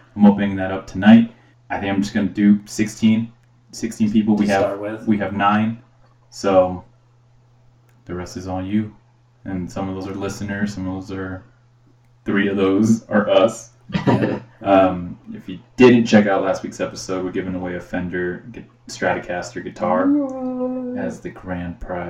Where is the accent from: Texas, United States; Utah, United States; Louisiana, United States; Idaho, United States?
Utah, United States; Oh, we're from Utah.